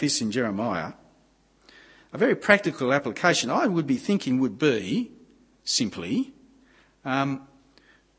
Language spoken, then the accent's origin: English; Gosford, New South Wales, Australia; I grew up at Gosford on the Central Coast